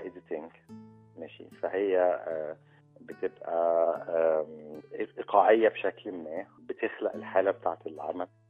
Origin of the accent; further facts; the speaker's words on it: Egypt; اتربيت في الريف